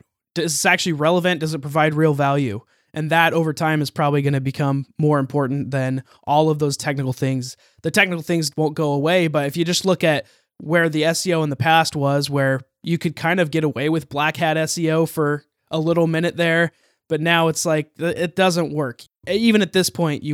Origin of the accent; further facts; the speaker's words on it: Utah, United States; I'm from Utah in the United States